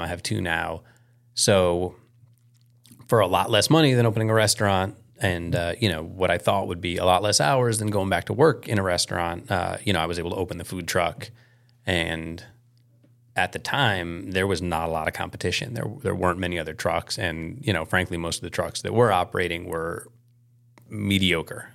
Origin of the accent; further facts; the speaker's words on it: Chicago, Illinois, United States; moved away; I grew up in Chicago mostly